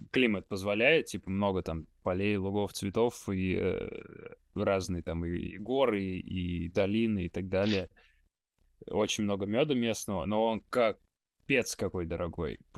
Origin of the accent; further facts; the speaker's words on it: Tolyatti, Samara Oblast, Russia; Я же из Тольятти